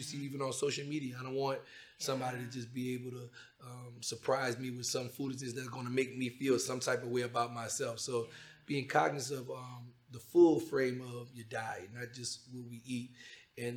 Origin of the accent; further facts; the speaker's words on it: Louisiana, United States; I'm from Louisiana